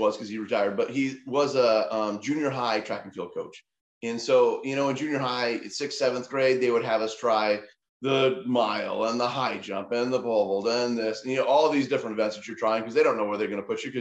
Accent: Montana, United States; moved away; I'm from Montana

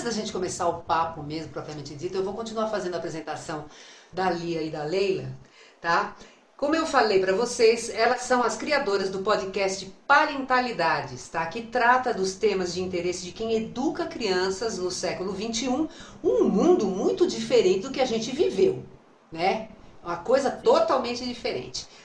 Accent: São Paulo, Brazil; Sou aqui de São Paulo.

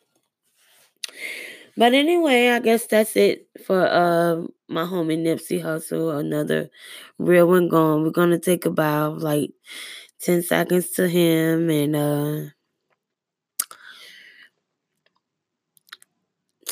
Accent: Atlanta, Georgia, United States; moved away; also born or lived in Albany, Georgia / Missouri; born and raised in Atlanta and Albany, Georgia

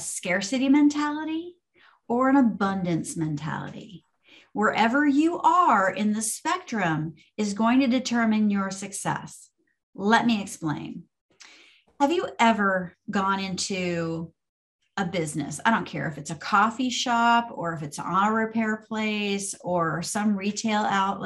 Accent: Orange Park, Florida, United States; I grew up in Orange Park, Florida. So fellow Floridians

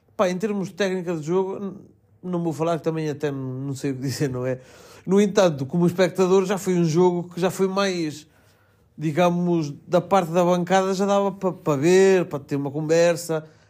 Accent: Melgaço, Norte, Portugal; moved away

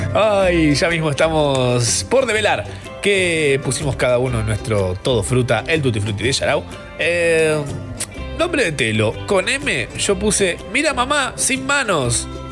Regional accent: Capilla del Monte, Córdoba, Argentina; Capilla del Monte, de donde soy yo, de Córdoba

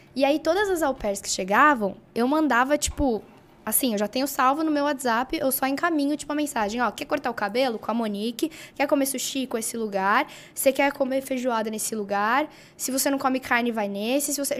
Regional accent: Brazil; also born or lived in California; Eu sou brasileira

